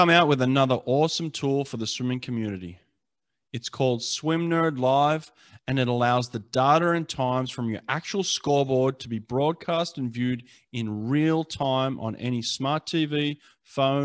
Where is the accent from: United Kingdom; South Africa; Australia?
Australia; as an Aussie